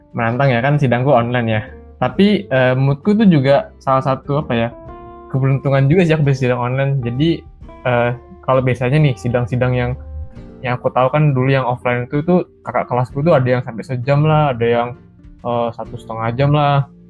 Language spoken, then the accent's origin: Indonesian; Balikpapan, East Kalimantan, Indonesia; aku TA-nya kemarin ngerjainnya itu di kampungku ya. Aku kan dari Balikpapan. Jadi aku kerjain di Balikpapan ini.